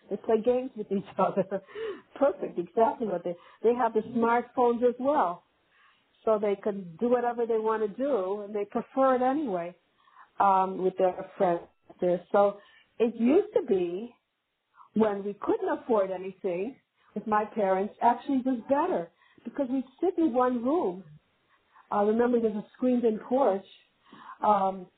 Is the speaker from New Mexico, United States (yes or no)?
no; New Jersey, United States; also born or lived in Cleveland, Ohio; I'm from New Jersey